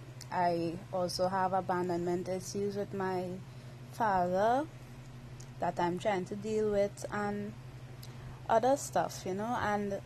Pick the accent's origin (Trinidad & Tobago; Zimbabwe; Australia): Trinidad & Tobago; I'm from Trinidad and Tobago. That's an island in the Caribbean